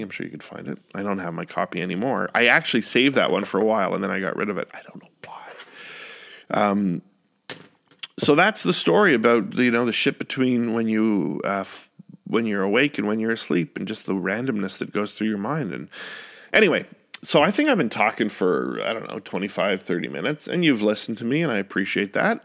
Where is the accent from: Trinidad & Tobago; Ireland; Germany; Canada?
Canada; Ottawa, Ontario; moved away as an adult; now in Northern Virginia, United States; I love Ottawa, I love my hometown